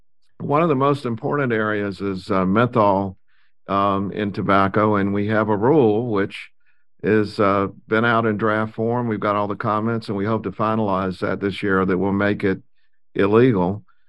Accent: South Carolina, United States; And, you know, I grew up in South Carolina and North Carolina.

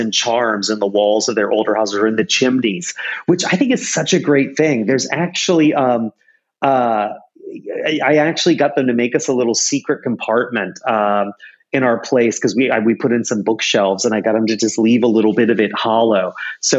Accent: South Carolina, United States; now in New York, United States; I'm from South Carolina originally. I live in New York now.

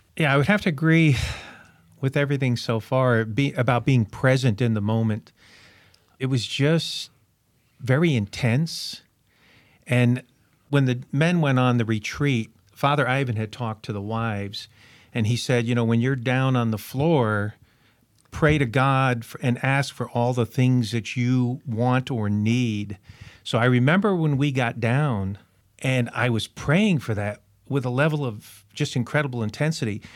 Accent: New London, Connecticut, United States; now in Florida, United States; I was born in New London, Connecticut

